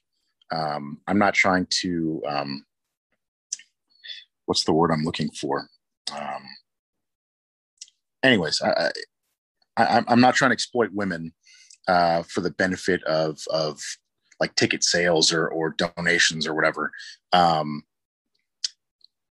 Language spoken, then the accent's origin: English; San Jose, California, United States; now in Portland, United States; I grew up in San Jose